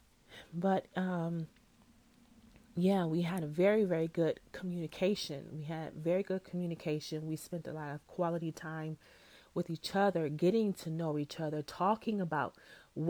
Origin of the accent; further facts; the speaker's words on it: Detroit, Michigan, United States; I grew up in Detroit, but I moved out to the suburbs when I was in fifth grade.